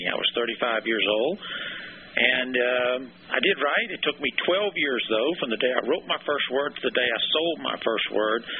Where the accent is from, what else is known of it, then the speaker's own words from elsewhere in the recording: Georgia, United States; moved away as an adult; also born or lived in St. Marys, Georgia; now in St. Augustine, United States; Yeah, I was born and raised in Georgia, and uh, I lived there all my life. We now live in Florida. We live in St. Augustine, Florida, but before that, we lived in St. Mary's, Georgia